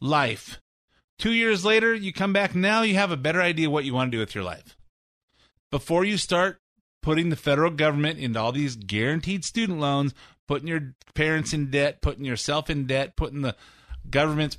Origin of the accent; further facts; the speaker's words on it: California, United States; I was born in California. I've lived here all my life